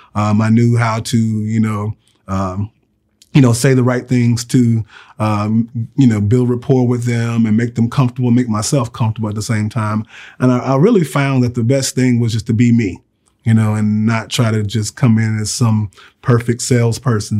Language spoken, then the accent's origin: English; Virginia, United States; moved away as an adult; now in Alabama, United States; I grew up in Virginia